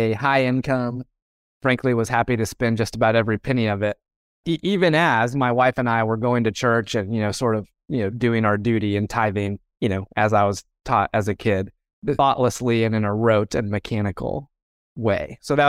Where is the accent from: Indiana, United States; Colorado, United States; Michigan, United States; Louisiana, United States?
Indiana, United States; Indianapolis; Yeah, so I grew up in Indianapolis, Indiana. So I'm a Hoosier, born and bred.